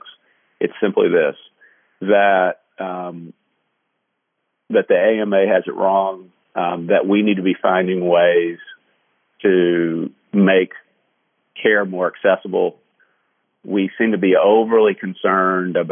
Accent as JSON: {"language": "English", "region": "Kentucky", "country": "United States", "tie": "born or raised there", "moved": "yes", "said": "I'm from Kentucky"}